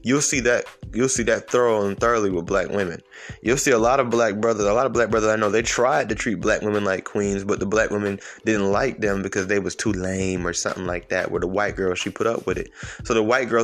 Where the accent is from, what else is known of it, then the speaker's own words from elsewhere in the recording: Atlanta, Georgia, United States; I'm from Atlanta